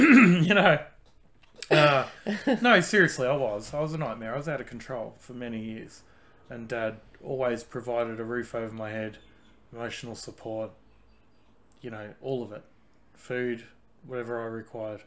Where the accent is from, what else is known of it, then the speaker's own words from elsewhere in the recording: Australia; I grew up in Australia